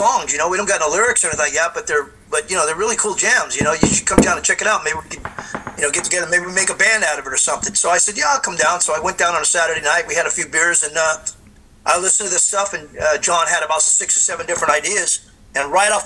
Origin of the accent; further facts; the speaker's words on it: Hayward, California, United States; we're all from the Bay Area